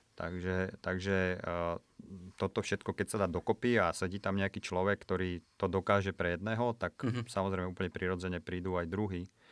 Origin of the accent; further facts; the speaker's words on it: Piešťany, Trnava Region, Slovakia; moved away as an adult; also born or lived in Prague; U nás Piešťano, odkiaľ som